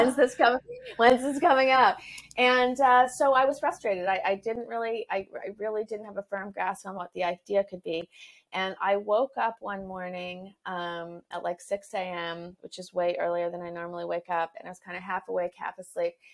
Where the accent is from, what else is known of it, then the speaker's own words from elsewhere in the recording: Canada; now in Los Angeles, United States; I am a Canadian living in Los Angeles